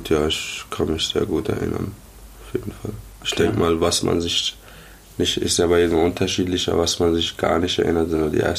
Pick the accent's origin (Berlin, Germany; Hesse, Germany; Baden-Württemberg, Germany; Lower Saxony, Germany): Baden-Württemberg, Germany; Karlsruhe; Genau. Ja, ich komme aus Karlsruhe.